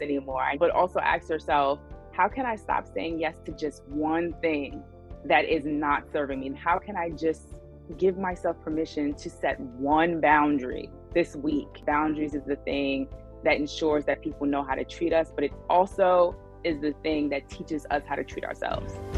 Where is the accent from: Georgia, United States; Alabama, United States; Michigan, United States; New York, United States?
New York, United States; New York City; I'm from Brooklyn, New York